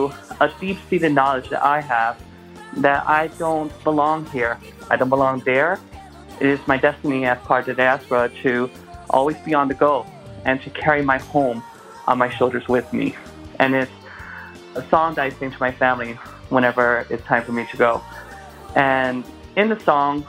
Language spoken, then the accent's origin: English; New Jersey, United States; also born or lived in Massachusetts / Brazil; now in Arizona, United States; I was born in Massachusetts, lived for a little bit in Brazil because that's where my family's from. Grew up most of my life in New Jersey